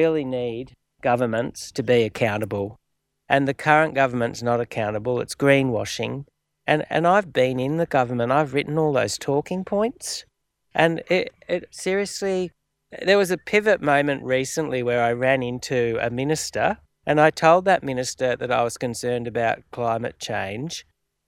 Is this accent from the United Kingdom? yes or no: no; Australia; an Australian of shared Aboriginal and European descent